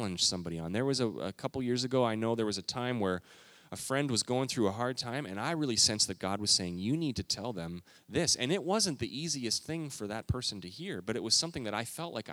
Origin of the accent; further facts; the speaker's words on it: Canada; moved away as an adult; also born or lived in Minneapolis, Minnesota; now in United States; I grew up in Canada